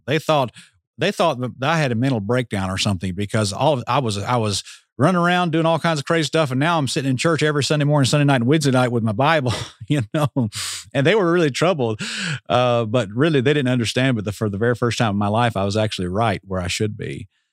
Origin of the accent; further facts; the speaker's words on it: Atlanta, Georgia, United States; I grew up in Metro Atlanta